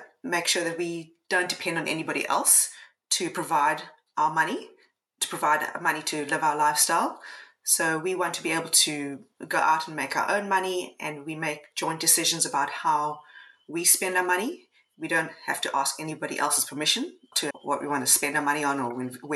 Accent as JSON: {"language": "English", "town": "Cape Town", "region": "Western Cape", "country": "South Africa", "moved": "as an adult", "lives_now": "Coffs Harbour, Australia", "said": "I'm from Cape Town originally and moved to Australia"}